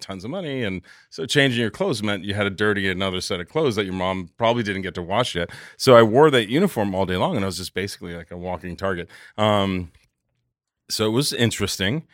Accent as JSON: {"language": "English", "town": "New York City", "region": "New York", "country": "United States", "tie": "born or raised there", "said": "I lived in Jamaica, Queens at the dawn of the crack"}